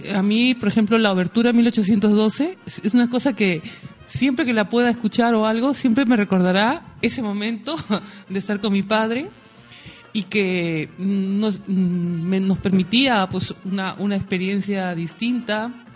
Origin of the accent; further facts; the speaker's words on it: Lima, Peru; moved away; la ciudad donde yo nací, en Lima